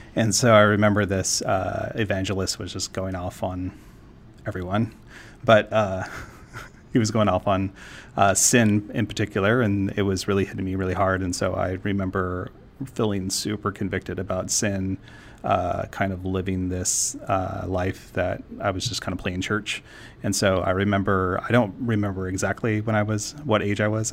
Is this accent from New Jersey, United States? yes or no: no; San Juan Islands, Washington, United States; also born or lived in Florida; now in Portland, United States; I grew up in, um, in the San Juan Islands in Washington, so I lived on an island my, uh, most of my childhood.